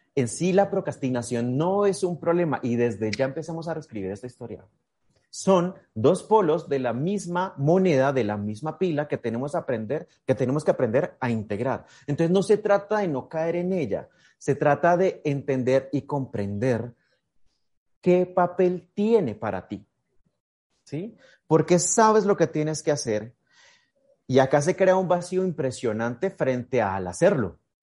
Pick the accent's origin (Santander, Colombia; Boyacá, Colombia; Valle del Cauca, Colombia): Boyacá, Colombia; Miraflores; yo soy de Colombia, nací en Miraflores, Boyacá